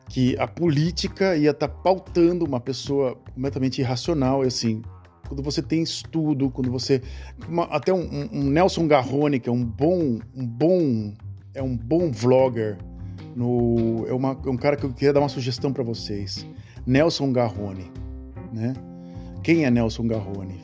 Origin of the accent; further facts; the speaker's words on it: Santos, São Paulo, Brazil; moved away; às vezes de Santos, da cidade onde eu nasci